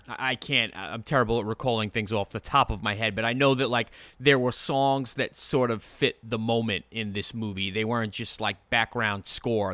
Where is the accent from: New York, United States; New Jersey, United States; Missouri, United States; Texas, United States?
New York, United States; Long Island; I'm from Long Island